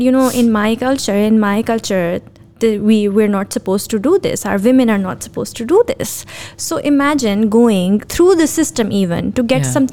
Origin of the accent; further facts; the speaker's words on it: Pakistan; me being a Pakistani woman